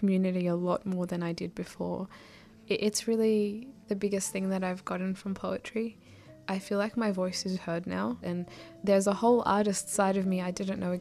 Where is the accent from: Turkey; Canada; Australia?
Australia; first language Arabic; English is a second language; up until I was 5, I didn't speak a word of English, even though I lived in Australia.